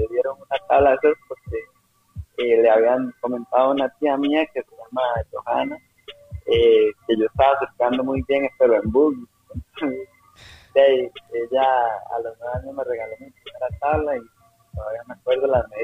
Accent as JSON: {"language": "Spanish", "town": "Playa Hermosa", "country": "Costa Rica", "tie": "born or raised there", "said": "Playa Hermosa, eh, yo crecí ahí en, una, parte hermosa que se llama Calle Hermosa."}